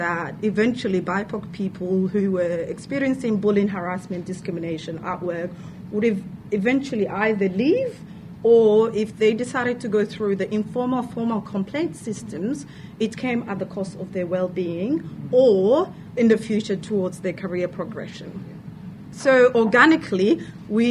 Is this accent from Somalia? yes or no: yes; Somalia; moved away as an adult; now in Victoria, Australia; I am from Somalia. I've lived here for 10 years. Came here as an international student